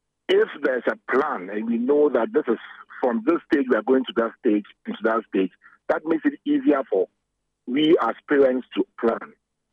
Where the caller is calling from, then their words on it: Accra, Greater Accra, Ghana; I'm calling from Accra, Adabaka.